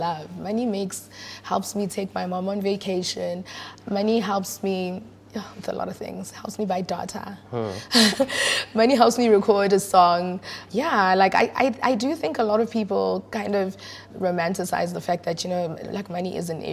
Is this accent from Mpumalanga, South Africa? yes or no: no; Johannesburg, Gauteng, South Africa; also born or lived in Soweto / Lenasia / Brakpan / Yeoville; Born and bred in Johannesburg